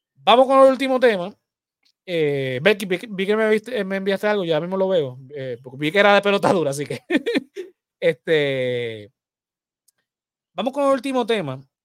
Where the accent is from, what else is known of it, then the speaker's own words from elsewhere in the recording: Puerto Rico; somos los puertorriqueños.